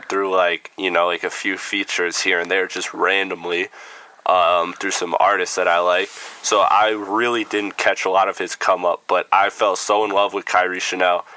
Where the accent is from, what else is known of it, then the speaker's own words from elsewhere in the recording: Midwest, United States; I'm from the Midwest